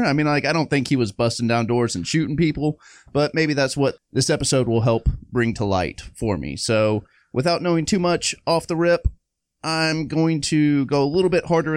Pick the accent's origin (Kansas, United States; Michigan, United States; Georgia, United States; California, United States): Georgia, United States; Atlanta; we grew up in Atlanta